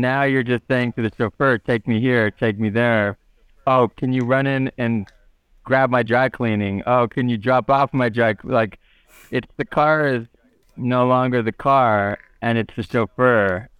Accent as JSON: {"language": "English", "country": "United States", "said": "as American"}